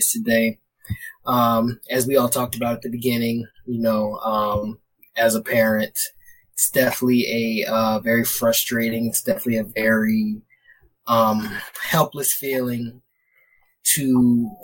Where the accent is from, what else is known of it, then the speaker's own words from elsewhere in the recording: Baltimore, Maryland, United States; I'm from Baltimore